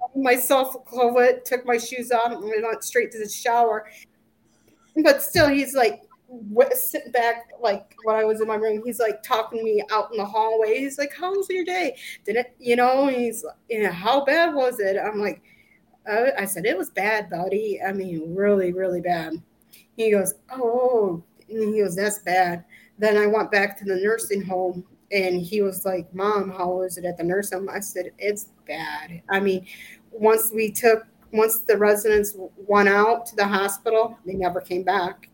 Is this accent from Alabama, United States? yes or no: no; Walston, Michigan, United States; born or raised there; moved away as an adult; also born or lived in Illinois